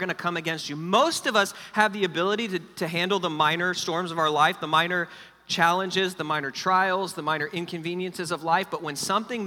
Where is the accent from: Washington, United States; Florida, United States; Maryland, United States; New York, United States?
Florida, United States; Fort Lauderdale; I grew up in South Florida, down in Fort Lauderdale, Miami area